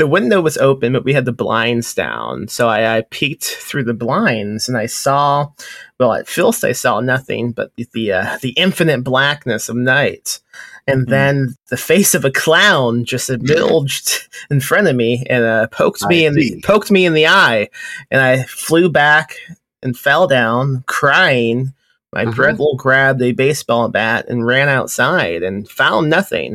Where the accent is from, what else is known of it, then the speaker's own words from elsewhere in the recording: Indiana, United States; now in Texas, United States; I grew up in Indiana